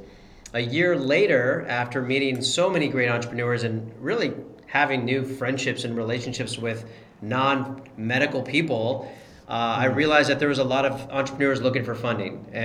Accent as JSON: {"language": "English", "town": "Columbus", "region": "Ohio", "country": "United States", "tie": "born or raised there", "also_born_or_lived": "Cincinnati / Chicago", "said": "I grew up in Columbus"}